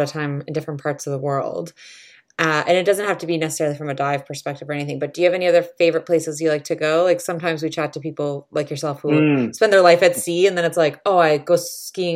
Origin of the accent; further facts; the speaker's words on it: Canada; moved away as an adult; also born or lived in London, United Kingdom; I grew up in Canada